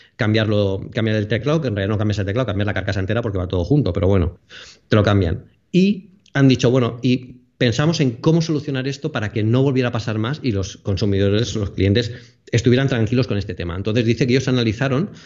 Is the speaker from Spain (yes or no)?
yes; Alicante, Valencian Community, Spain; soy de Alicante